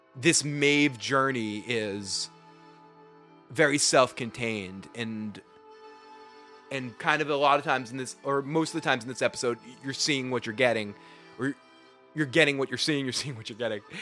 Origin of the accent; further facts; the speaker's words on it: Boston, Massachusetts, United States; accent: Boston; I'm from Boston. I add R's to everything